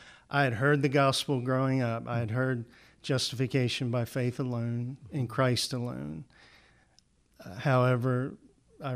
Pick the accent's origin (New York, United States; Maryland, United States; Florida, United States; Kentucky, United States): Maryland, United States; Salisbury; I grew up in Salisbury, Maryland, down on the Eastern Shore, Delmarva Peninsula.